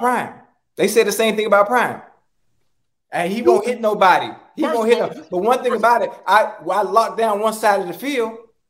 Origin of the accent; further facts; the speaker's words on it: Miami, Florida, United States; I'm from Liberty City.